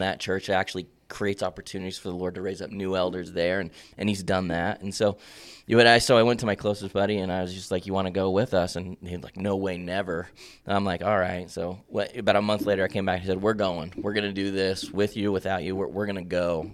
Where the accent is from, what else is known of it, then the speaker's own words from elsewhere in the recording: Bend, Oregon, United States; also born or lived in Prineville; now in Madras, United States; born and raised in Bend